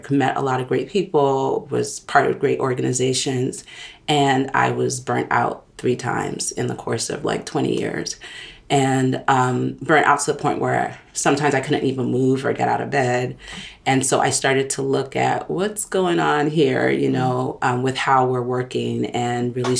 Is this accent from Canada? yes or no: no; Nigeria; moved away as an adult; now in Brooklyn, United States; I'm from Nigeria, born and raised, came to this country to go to school, and I haven't left